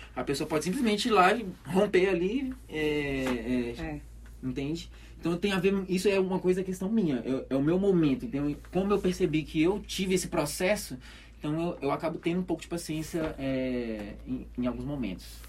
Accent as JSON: {"language": "Portuguese", "town": "Belo Horizonte", "region": "Minas Gerais", "country": "Brazil", "tie": "born or raised there", "also_born_or_lived": "Esmeraldas, Minas Gerais", "moved": "as an adult", "lives_now": "Caruaru, Brazil", "said": "eu nasci em Belo Horizonte, né? Nasci, nasci na, na favela"}